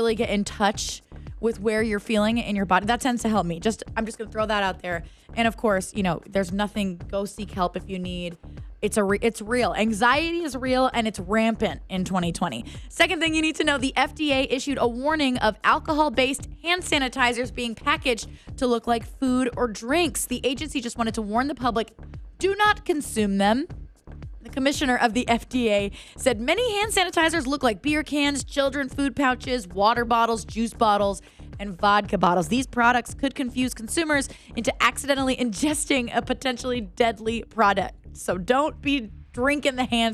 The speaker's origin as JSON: {"language": "English", "town": "Tucson", "region": "Arizona", "country": "United States", "tie": "born or raised there", "said": "I grew up in Tucson"}